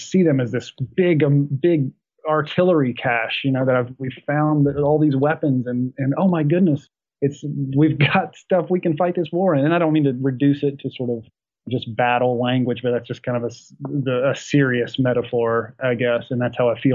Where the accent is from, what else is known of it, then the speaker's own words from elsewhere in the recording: Appalachia in West Virginia, United States; moved away; also born or lived in Africa (Zulu region, South Africa); growing up in Appalachia in West Virginia